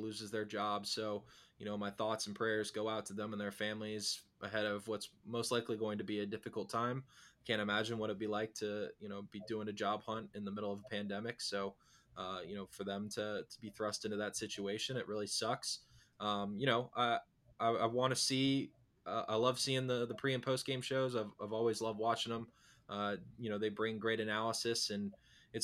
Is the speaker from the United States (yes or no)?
yes; Northern Virginia, United States; I grew up in Northern Virginia. I was born and raised in the area.